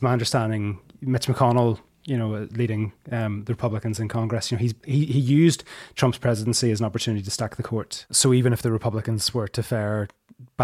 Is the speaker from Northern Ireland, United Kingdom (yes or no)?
yes; Northern Ireland, United Kingdom; I come from Northern Ireland